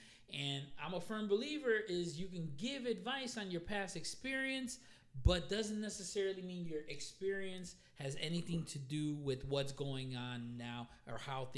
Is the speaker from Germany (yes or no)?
no; Puerto Rico; Puerto Ricans are always going to represent, and you know, we hold our culture and our heritage sacred.